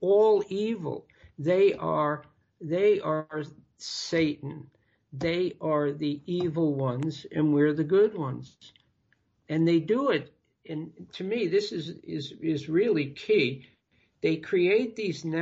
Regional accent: United States; being an American

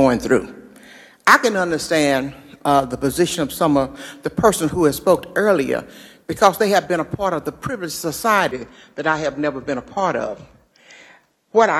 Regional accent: Texas, United States; I was born in Texas

